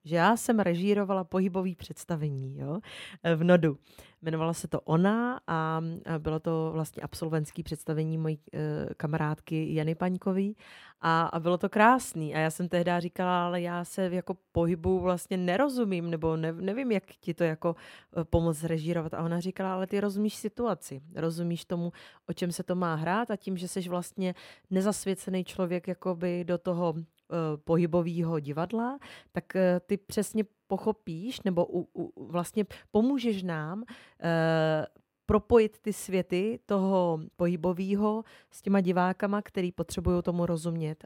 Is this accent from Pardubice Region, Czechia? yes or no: no; Olomouc, Olomouc Region, Czechia; já jsem z Olomouce, to je moje rodné město